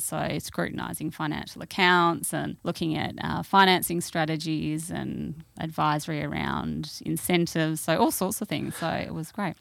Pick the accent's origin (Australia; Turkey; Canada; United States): Australia; Perth, Western Australia; also born or lived in London; I grew up in W A. I grew up in Perth